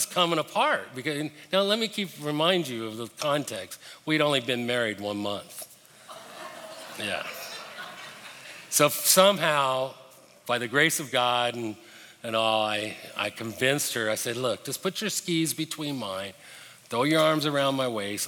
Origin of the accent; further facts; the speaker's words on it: Denver, Colorado, United States; moved away; also born or lived in Birmingham, Alabama; I was pretty excited growing up in Denver. I had grown up most of my life skiing